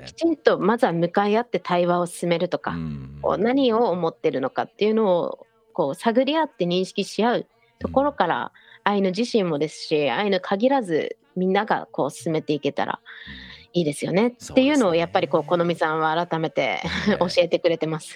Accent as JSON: {"language": "Japanese", "town": "Biratori", "region": "Hokkaido", "country": "Japan", "tie": "born or raised there", "said": "私の地元二豚にっていうんですけど"}